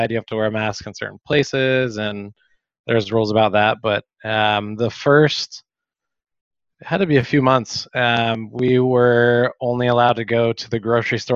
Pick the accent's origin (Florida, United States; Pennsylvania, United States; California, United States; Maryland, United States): California, United States; Sacramento; moved away as an adult; also born or lived in Chico, California / San Diego, California; now in Malaga, Spain; I grew up in Sacramento